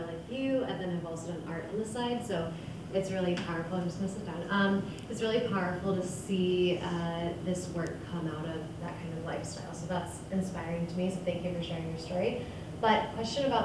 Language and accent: English; Kansas, United States; moved away as an adult; also born or lived in New York City, United States; I'm from Kansas, and then I went to school in the city of New York